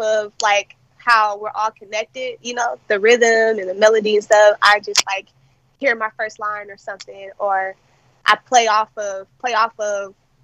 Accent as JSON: {"language": "English", "town": "Las Vegas", "region": "Nevada", "country": "United States", "tie": "born or raised there", "said": "born and raised in Las Vegas. I'm a West Coast baby."}